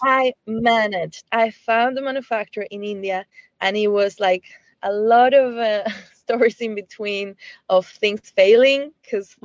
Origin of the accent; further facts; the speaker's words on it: Chile; moved away as an adult; I was born in Chile